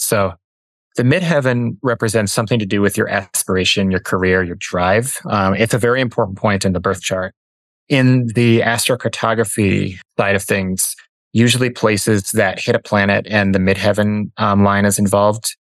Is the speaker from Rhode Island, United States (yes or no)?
no; Minneapolis, Minnesota, United States; moved away as an adult; also born or lived in Denver; I grew up in Minneapolis